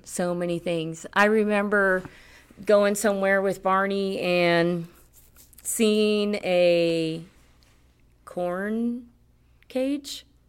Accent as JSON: {"language": "English", "town": "Miami", "region": "Florida", "country": "United States", "tie": "born or raised there", "also_born_or_lived": "Puerto Rico", "moved": "as an adult", "lives_now": "Colorado, United States", "said": "I grew up in Miami, South Florida"}